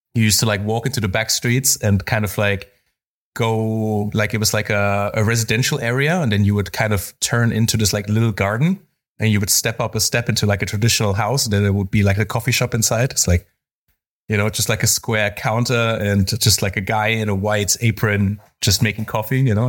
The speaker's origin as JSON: {"language": "English", "country": "Spain", "tie": "born or raised there", "said": "I grew up in Spain, so I grew up a, around coffee also"}